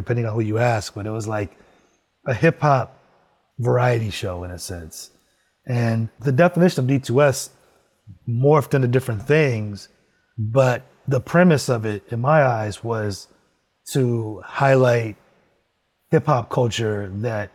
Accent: Los Angeles, California, United States; moved away as an adult; also born or lived in San Francisco; I moved to LA in 2015, back to my hometown

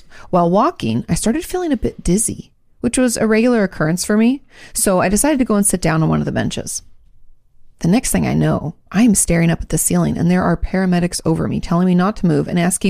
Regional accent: Gold Coast, Queensland, Australia; We're from the Gold Coast, just south of Brisbane.

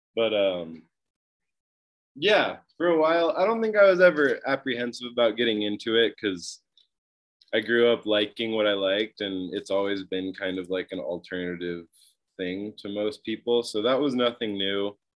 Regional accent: Mount Shasta, California, United States; also born or lived in Utah / Tahoe; I grew up in Northern California in this town called Mount Shasta.

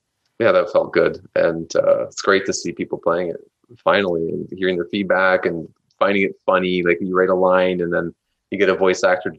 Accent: Canada; we're from Canada

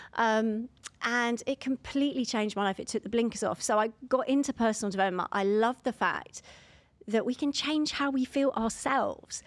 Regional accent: London, United Kingdom; I'm from London

